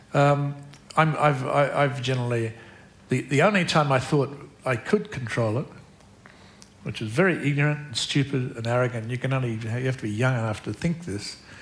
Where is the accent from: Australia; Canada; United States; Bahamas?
Australia; I'm Australian.